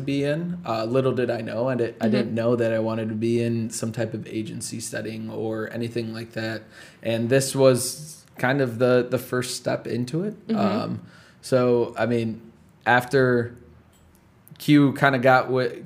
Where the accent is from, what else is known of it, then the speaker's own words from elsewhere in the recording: Chicago, Illinois, United States; the community I grew up in Chicago